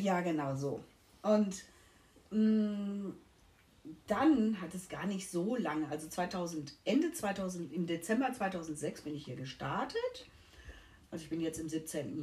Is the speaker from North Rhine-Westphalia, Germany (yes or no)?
yes; Essen, North Rhine-Westphalia, Germany; moved away as an adult; also born or lived in Mülheim; now in Mallorca, Spain; Aus NRW, gebürtig Essen und äh, nach Mülheim gezogen